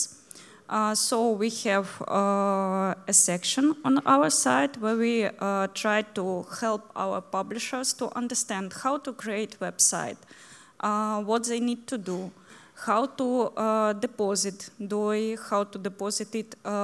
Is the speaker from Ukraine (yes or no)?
yes; Ukraine; English is a second language